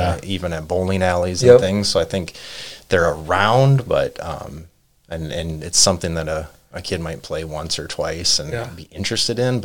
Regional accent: Truman, Minnesota, United States; moved away as an adult; also born or lived in Casper, Wyoming / Maple Grove, Minnesota; now in Buffalo, United States; I'm originally from Truman, Minnesota, small town of 1,200 people down near Fairmont, so southern Minnesota

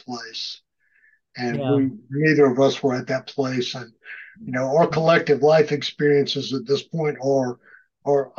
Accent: South Carolina, United States; We're both from South Carolina

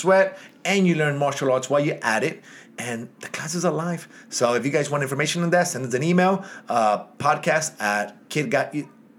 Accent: New York City, New York, United States; Kensington, New York, my hometown.

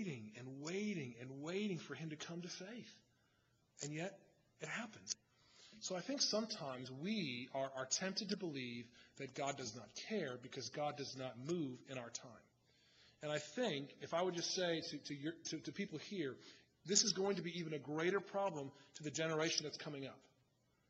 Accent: United States; I love being American. I love being an American citizen.

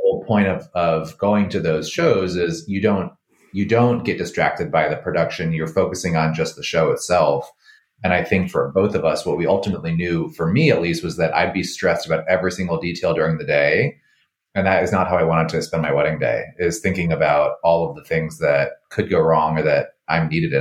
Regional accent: the Adirondacks, upstate New York, United States; moved away as an adult; also born or lived in Finger Lakes, New York; now in Washington, D.C., United States; I grew up in the Adirondacks, kind of near the Lake Placid area

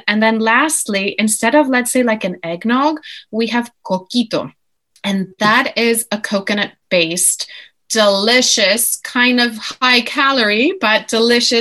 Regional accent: Guaynabo, Puerto Rico; moved away as an adult; also born or lived in United States / Europe; now in London, United Kingdom; I grew up in Guaynabo, which is in Puerto Rico in the Caribbean

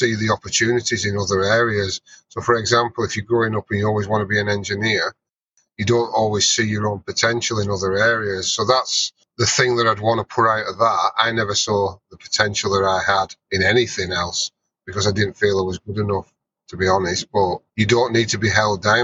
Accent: Burnley, North West England, United Kingdom; moved away; I'm from Burnley, which is a small northern town in the UK.

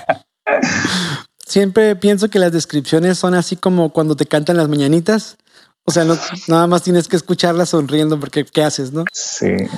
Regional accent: Tijuana, Baja California, Mexico; Yo sí soy de aquí de Tijuana, nacido y criado

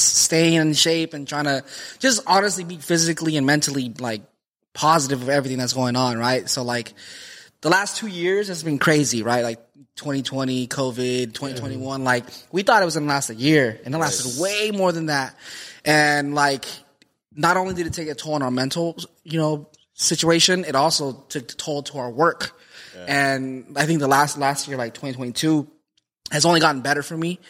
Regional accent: Lindsay, California, United States; I was born in Lindsay, California.

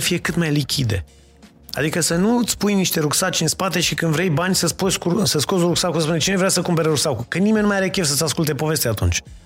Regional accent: Romania; noi ca români

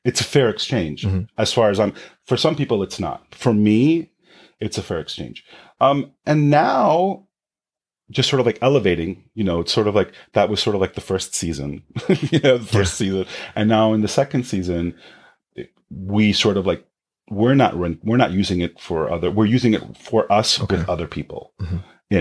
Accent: New York City, New York, United States; I grew up in Jamaica, Queens, on the south side

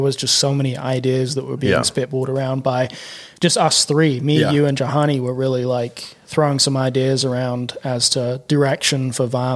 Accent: England, United Kingdom; now in United States; I was from England.

